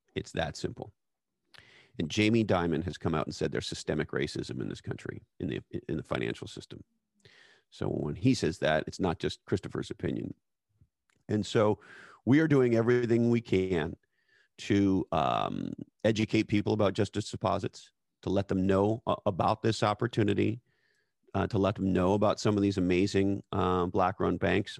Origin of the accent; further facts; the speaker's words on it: Canada; as a Canadian person